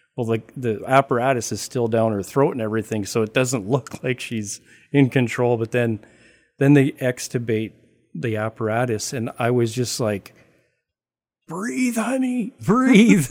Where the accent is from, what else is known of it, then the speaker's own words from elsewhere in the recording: Canada; I'm Canadian